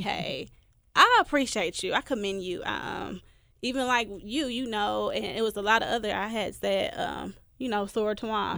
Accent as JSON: {"language": "English", "town": "Milwaukee", "region": "Wisconsin", "country": "United States", "tie": "born or raised there", "moved": "as an adult", "lives_now": "Memphis, United States", "said": "my hometown, Milwaukee"}